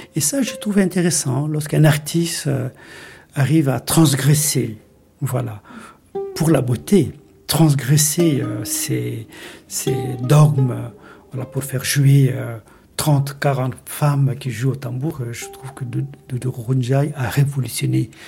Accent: Mali; moved away; also born or lived in Mauritania; j'ai grandi au Mali

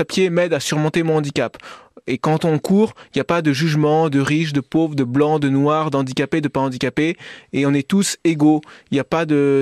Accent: Paris, Île-de-France, France; now in Villard-de-Lans, France; je suis parisien d'origine

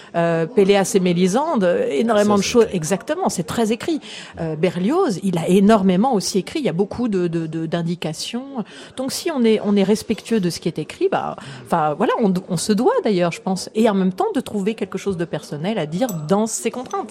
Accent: France; en tant que Français

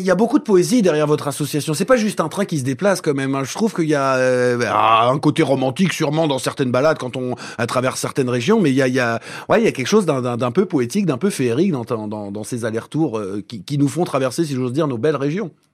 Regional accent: Limousin, Nouvelle-Aquitaine, France; chez nous en Limousin

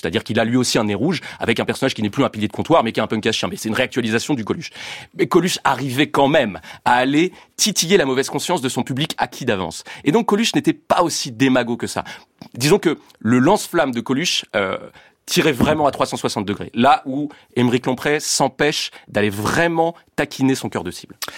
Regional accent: France; je suis français

